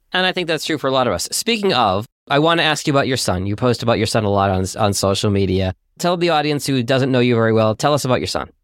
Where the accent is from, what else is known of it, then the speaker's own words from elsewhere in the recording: Boston, Massachusetts, United States; I'm a Bostonian myself